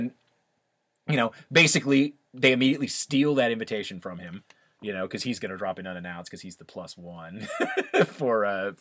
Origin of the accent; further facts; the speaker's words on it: the South, United States; I grew up in the South